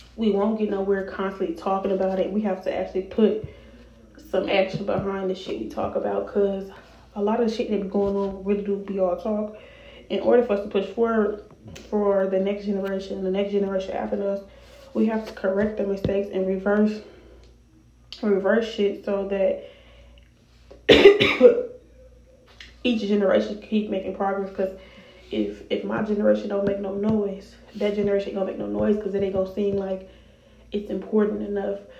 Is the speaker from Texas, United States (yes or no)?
no; Chicago, Illinois, United States; also born or lived in Rockford, Illinois; I was born in Chicago. If you all didn't know, I was raised in Chicago until I was about 12. Then I moved to Rockford